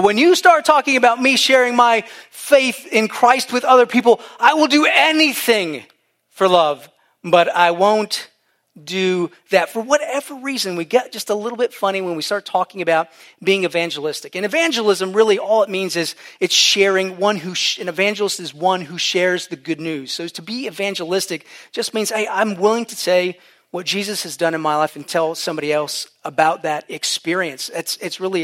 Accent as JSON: {"language": "English", "region": "Ohio", "country": "United States", "tie": "born or raised there", "also_born_or_lived": "Virginia Beach", "moved": "as an adult", "said": "I'm from Ohio, born and raised."}